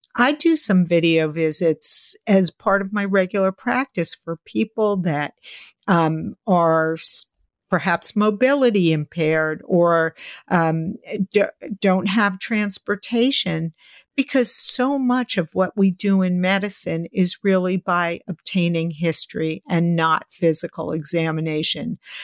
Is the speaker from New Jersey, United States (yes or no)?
no; New York City, New York, United States; growing up in New York City